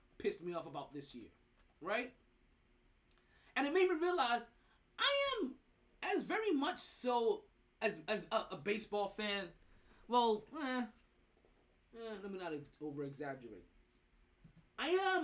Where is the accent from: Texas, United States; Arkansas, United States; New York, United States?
New York, United States; I'm a New Yorker